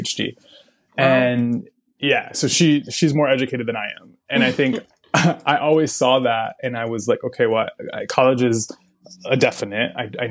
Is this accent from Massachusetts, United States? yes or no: yes; Massachusetts, United States; also born or lived in San Francisco Bay Area, California / Puerto Rico (family); now in Chicago, United States; I'm from Massachusetts originally.